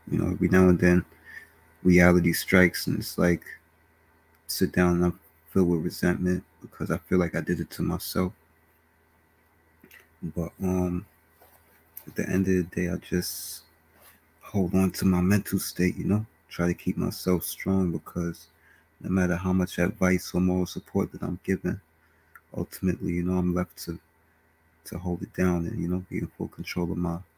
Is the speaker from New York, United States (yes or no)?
yes; Bronx, New York, United States; Born and raised in the Bronx, New York.